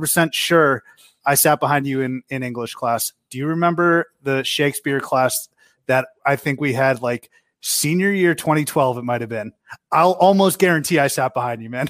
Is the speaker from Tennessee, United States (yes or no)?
no; Westford, Massachusetts, United States; we're from Westford